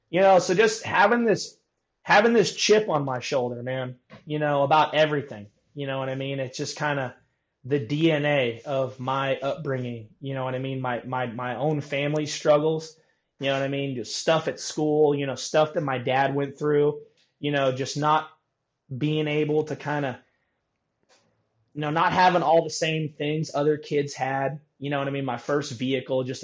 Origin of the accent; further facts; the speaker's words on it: Napa, California, United States; growing up in Napa